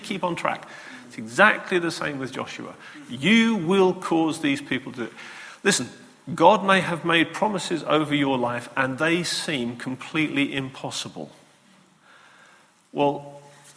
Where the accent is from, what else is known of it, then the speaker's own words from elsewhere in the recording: Lowestoft, East of England, United Kingdom; I'm from Lowestoft.